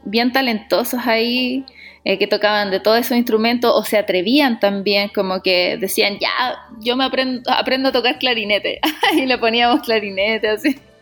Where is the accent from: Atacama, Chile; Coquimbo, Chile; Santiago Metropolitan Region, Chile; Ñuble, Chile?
Santiago Metropolitan Region, Chile; Santiago; Yo, claro, soy de Santiago, siempre he vivido en Santiago. Em, soy de la Florida toda mi vida